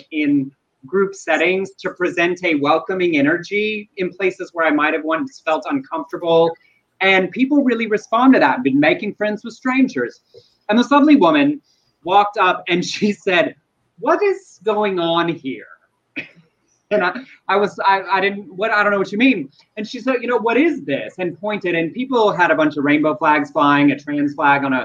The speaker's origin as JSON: {"language": "English", "region": "Texas", "country": "United States", "moved": "yes", "said": "I'm from Texas and Southern Baptists."}